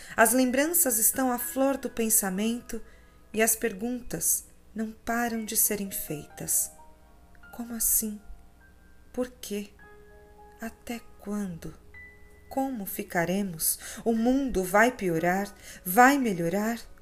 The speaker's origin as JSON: {"language": "Portuguese", "town": "Pará de Minas", "region": "Minas Gerais", "country": "Brazil", "tie": "born or raised there", "moved": "yes", "lives_now": "Belo Horizonte, Brazil", "said": "Pará de Minas, minha terra natal"}